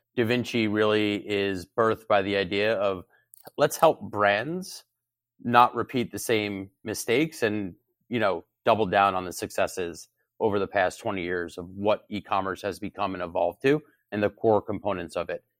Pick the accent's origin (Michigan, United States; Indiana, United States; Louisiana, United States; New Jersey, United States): New Jersey, United States; near Short Hills; also born or lived in Syracuse, New York; I grew up in New Jersey, in North Jersey